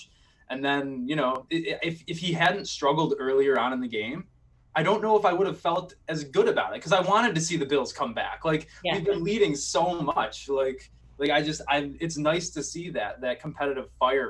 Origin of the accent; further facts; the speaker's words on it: Buffalo, New York, United States; I was raised in Buffalo